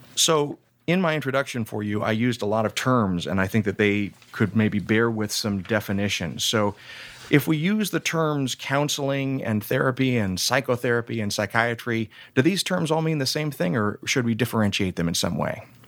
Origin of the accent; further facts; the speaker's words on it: Deep South, United States; I grew up in the Deep South